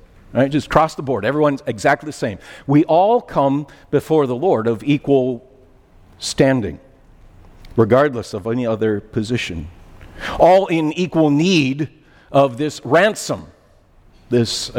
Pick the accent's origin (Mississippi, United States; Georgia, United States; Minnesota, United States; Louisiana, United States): Minnesota, United States; moved away as an adult; now in West Michigan, United States; I'm an outsider. I'm from Minnesota. Been here now 32 years